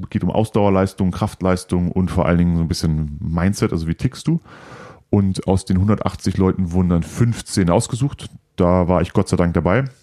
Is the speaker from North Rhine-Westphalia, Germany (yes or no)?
yes; Cologne, North Rhine-Westphalia, Germany; da habe ich einen Platz bekommen, was untypisch war, als äh, Kölner nach Bad Reichenhall zu gehen, 700 Kilometer